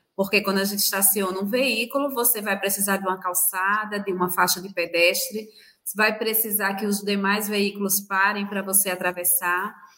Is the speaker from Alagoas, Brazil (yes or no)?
yes; Alagoas, Brazil; eu sou de Alagoas, sou chefe de educação do Detran de Alagoas